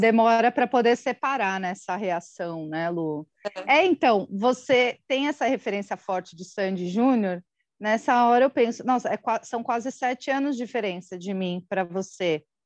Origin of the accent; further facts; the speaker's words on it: Osasco, São Paulo, Brazil; also born or lived in Guarujá / Carambeí, Paraná; quando eu tinha quatro anos, eu voltei para Osasco